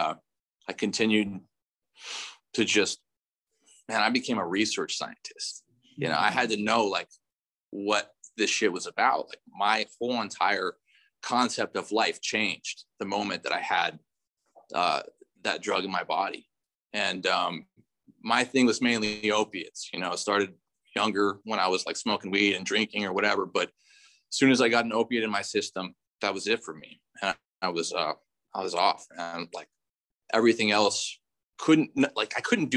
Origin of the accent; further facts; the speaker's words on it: North Orange County, California, United States; I grew up in North Orange County